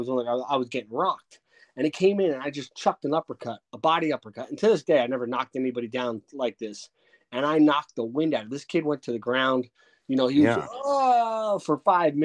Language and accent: English; Bayonne, New Jersey, United States; I grew up in Bayonne, New Jersey